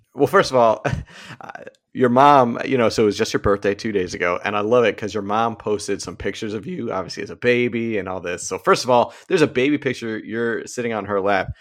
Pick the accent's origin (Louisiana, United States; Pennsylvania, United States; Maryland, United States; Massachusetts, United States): Massachusetts, United States; Brookline; growing up in Brookline, Massachusetts